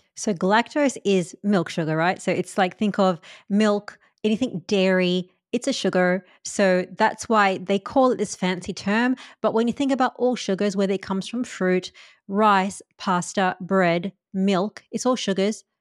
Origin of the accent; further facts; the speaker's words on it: India; I'm Indian